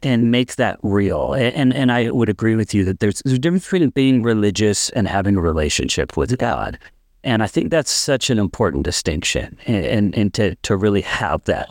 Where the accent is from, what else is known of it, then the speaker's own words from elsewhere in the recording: North Dakota, United States; I'm actually from North Dakota and grew up in this area